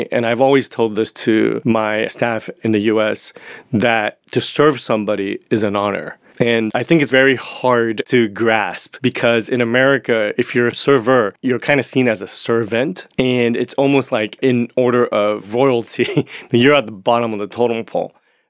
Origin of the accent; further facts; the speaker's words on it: Japan; also born or lived in Hong Kong; It was culturally, growing up in Japan and Hong Kong, my father and my mother, Asian parents, typically, they're not really into verbal affection